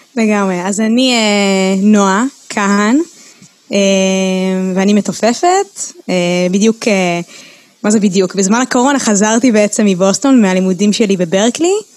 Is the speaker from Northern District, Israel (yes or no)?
no; Ra'anana, Central District, Israel; first language Hebrew; אני גדלתי ברעננה